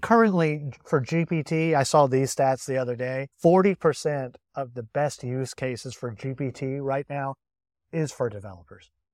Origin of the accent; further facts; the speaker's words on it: England, United Kingdom; as an English citizen